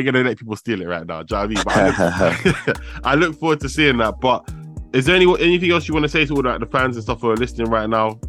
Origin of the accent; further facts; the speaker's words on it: London, United Kingdom; I'm from West, innit?